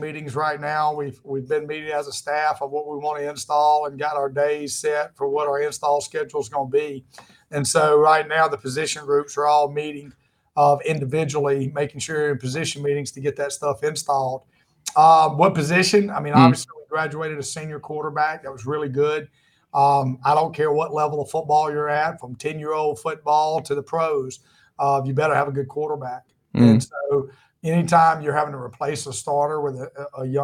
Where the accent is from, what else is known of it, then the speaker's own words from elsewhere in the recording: South Alabama, United States; now in South Georgia, United States; I grew up in South Alabama, too